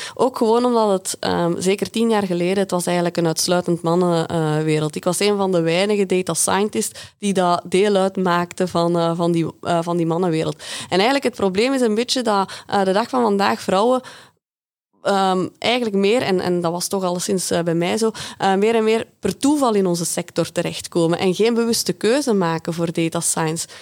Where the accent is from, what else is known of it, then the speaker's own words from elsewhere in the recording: Belgium; uit België, uit het verre België